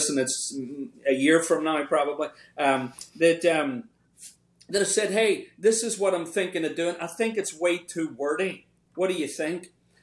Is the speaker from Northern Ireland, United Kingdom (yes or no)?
yes; Northern Ireland, United Kingdom; now in Richmond, United States; when I was growing up in Northern Ireland